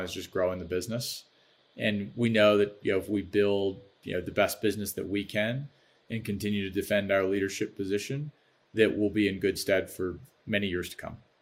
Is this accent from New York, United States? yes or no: no; Baltimore, Maryland, United States; now in Chicago, United States; I'm from Baltimore